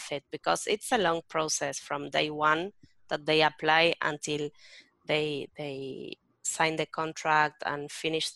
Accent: Berazategui, Buenos Aires Province, Argentina; I grew up in a little town or town called Berazategui.

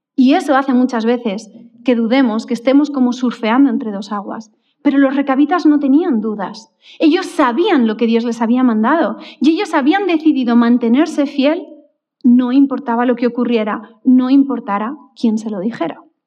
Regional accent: Valencia, Valencian Community, Spain; recuerdo que con ocho años, cuando nos fuimos a vivir al colegio de Valencia

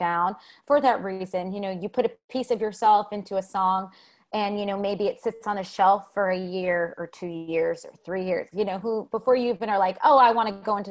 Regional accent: New Jersey, United States; also born or lived in New York City; living in New York City or growing up in New Jersey

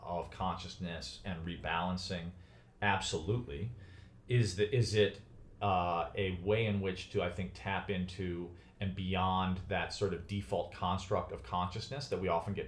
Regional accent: Chicago, Illinois, United States; moved away; also born or lived in New York; from where I grew up in Chicago

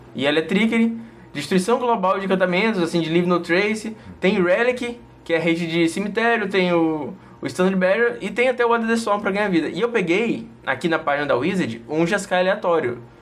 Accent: Northeast Region, Brazil; accent: nordestino; meu sotaque nordestino normal

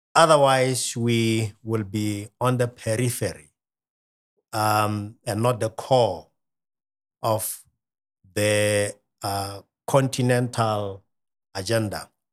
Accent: Kalkfontein, Ghanzi District, Botswana; I am from Botswana.

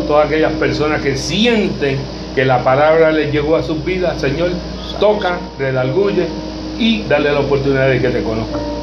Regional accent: Cataño, Puerto Rico; yo soy de Catán

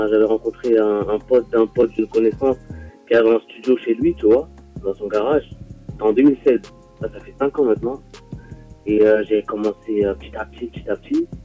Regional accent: Villeneuve-le-Roi, Île-de-France, France; Je suis né à villeneuve mais j'ai grandi à Villeneuve-le-Roi, à côté, tu vois. Euh, quartier, c'était Paul Bert, tu vois. J'ai grandi là-bas.

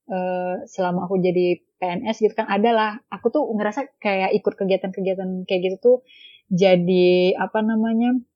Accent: Bengkalis, Riau, Indonesia; kayak misal aku asli Bengkalis tinggal di Bengkalis

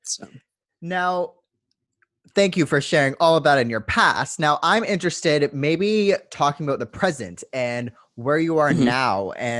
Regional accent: Vancouver, British Columbia, Canada; now in Adelaide, Australia; I'm from Vancouver, Canada, and we're super. It's like Vancouver is a main city in Canada. It's one of the two bigger cities, so super easy. Right now I'm living in Adelaide, South Australia

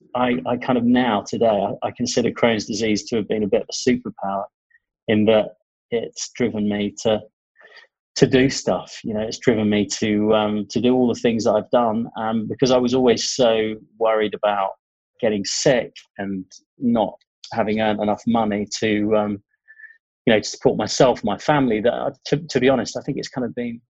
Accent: Ipswich, East of England, United Kingdom; moved away as an adult; I was born in Ipswich, of all places

